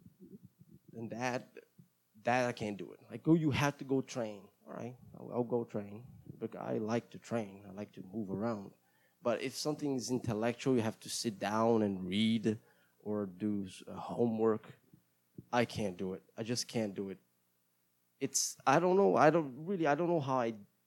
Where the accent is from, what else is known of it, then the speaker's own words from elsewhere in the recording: Brazil; first language Portuguese; English is a second language; I am Brazilian, and I speak Portuguese as my mother language, and English sometimes